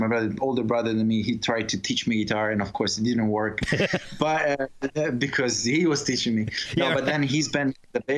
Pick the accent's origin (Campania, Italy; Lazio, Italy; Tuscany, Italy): Tuscany, Italy; Pisa; moved away as an adult; now in China; I graduated in Pisa, my hometown